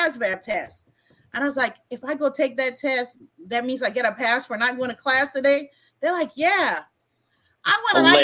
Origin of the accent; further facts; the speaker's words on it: U.S. Virgin Islands; moved away as an adult; also born or lived in Germany; I grew up in Estee Thomas until junior high. And in the eighth grade, we moved to Old Tutu.